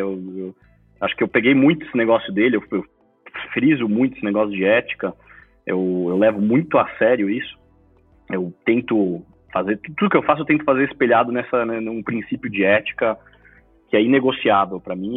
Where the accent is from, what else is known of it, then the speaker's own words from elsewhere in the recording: Brazil; Eu sou segundo filho brasileiro da família